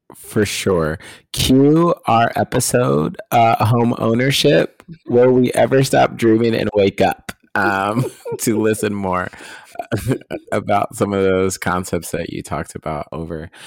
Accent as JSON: {"language": "English", "region": "Midwest", "country": "United States", "tie": "born or raised there", "said": "us growing up in the Midwest"}